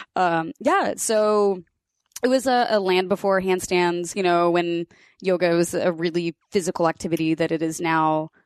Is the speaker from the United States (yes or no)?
yes; Kansas, United States; I grew up in Kansas